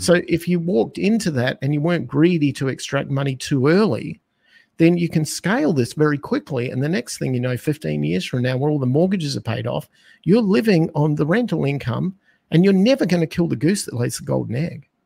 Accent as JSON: {"language": "English", "country": "Australia", "tie": "born or raised there", "accent": "Australian", "moved": "as an adult", "lives_now": "United States", "said": "I'm from Australia, that's where my accent is, and I spent the first twenty-five years of my life as an Australian being raised under the Australian economic concepts"}